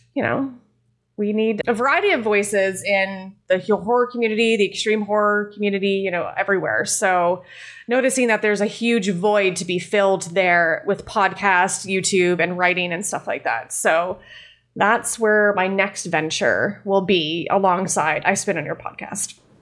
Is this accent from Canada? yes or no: yes; Canada; I am Canadian, my French is terrible